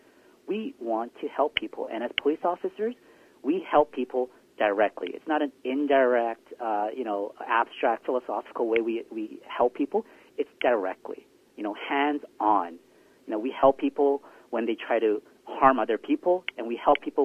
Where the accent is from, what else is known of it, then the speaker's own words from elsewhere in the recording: Vancouver, British Columbia, Canada; also born or lived in South Korea; Grew up, you know, my whole life here in the Lower Mainland and in the southwest side of Vancouver